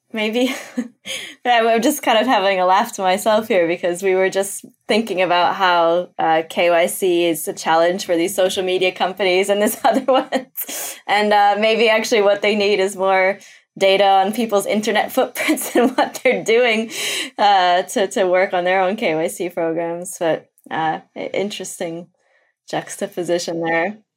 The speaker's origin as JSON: {"language": "English", "country": "Brazil", "tie": "born or raised there", "moved": "yes", "said": "I'm from Brazil originally. That's where I was born"}